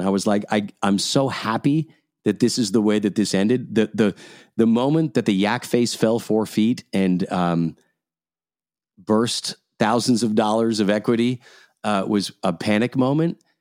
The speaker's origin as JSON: {"language": "English", "region": "Scotland", "country": "United Kingdom", "tie": "born or raised there", "moved": "yes", "lives_now": "Canada", "said": "I was born in Scotland. I live in Canada."}